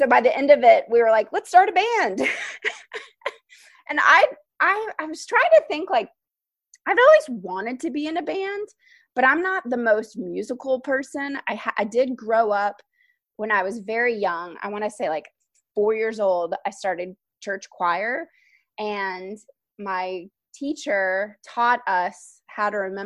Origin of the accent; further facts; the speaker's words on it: Nashville, Tennessee, United States; moved away as an adult; now in Brooklyn, United States; I am from Nashville, Tennessee, and I've lived now in Brooklyn for 15 years